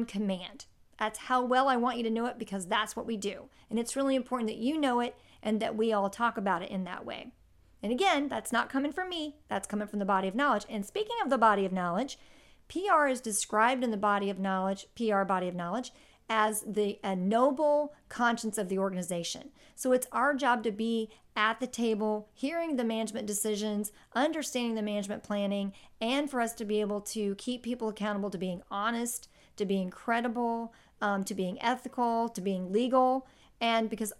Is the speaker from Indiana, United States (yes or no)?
yes; Indianapolis, Indiana, United States; my hometown of Indianapolis